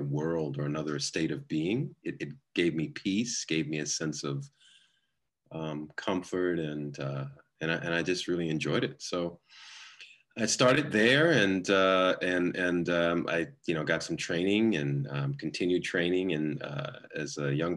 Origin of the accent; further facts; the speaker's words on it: New York, United States; also born or lived in Los Angeles; I was born in Los Angeles, but I was raised a large part of my early years in New York, in the New York area